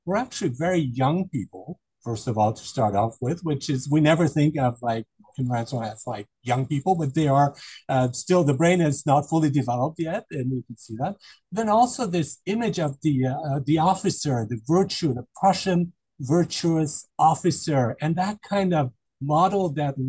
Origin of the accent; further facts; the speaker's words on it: Germany; I grew up in Germany, so I'm quite familiar with German culture